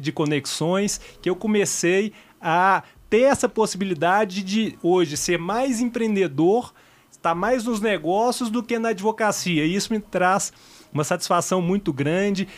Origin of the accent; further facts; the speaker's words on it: Belo Horizonte, Minas Gerais, Brazil; moved away; eu sou de Belo Horizonte